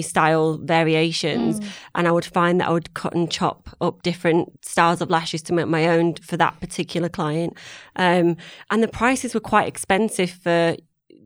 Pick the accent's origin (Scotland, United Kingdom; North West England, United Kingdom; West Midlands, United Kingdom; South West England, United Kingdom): North West England, United Kingdom; Manchester; moved away as an adult; now in London, United Kingdom; I'm from Manchester. I met my husband who was in London, moved down to London